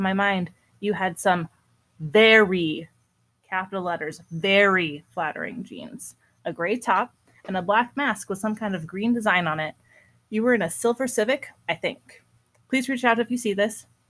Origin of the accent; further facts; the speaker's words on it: Bellingham, Washington, United States; my hometown of Bellingham.